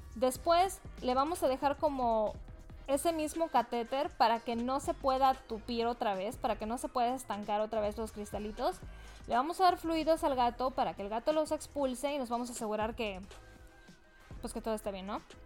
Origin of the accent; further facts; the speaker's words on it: Mexico; como buena mexicana